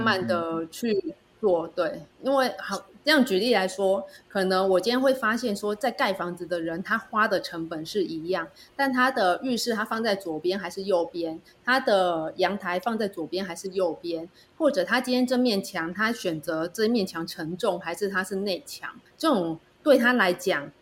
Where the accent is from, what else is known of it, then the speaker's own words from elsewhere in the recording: Penghu County, Taiwan; 我是从澎湖来的，住在海边